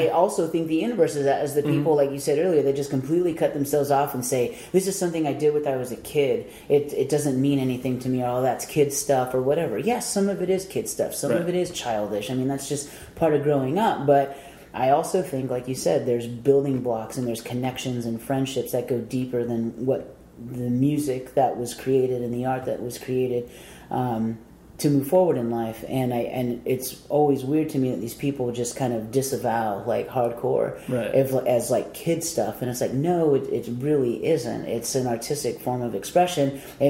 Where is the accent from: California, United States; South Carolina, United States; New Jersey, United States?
California, United States; San Diego; growing up in Southern California, especially San Diego, the shows were just always extremely mixed.